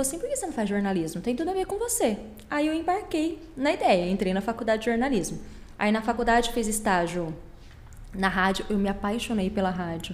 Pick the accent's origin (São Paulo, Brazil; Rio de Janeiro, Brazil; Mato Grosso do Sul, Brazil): Mato Grosso do Sul, Brazil; Campo Grande; Nasci em Campo Grande, os meus pais são daqui, família toda daqui